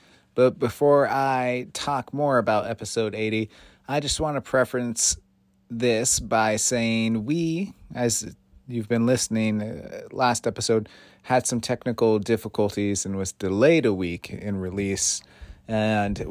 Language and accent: English; Belchertown, Massachusetts, United States; My office is in Amherst, but I am from Belchertown